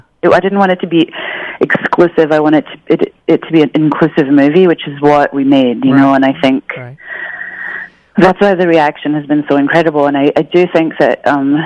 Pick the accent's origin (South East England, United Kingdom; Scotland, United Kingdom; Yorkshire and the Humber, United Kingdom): Scotland, United Kingdom; I'm from Scotland